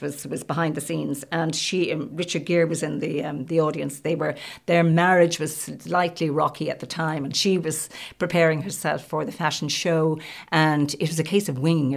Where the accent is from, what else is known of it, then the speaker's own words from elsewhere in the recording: County Louth, Ireland; moved away as an adult; also born or lived in Limerick / Dublin; I was originally from County Louth and back in County Louth now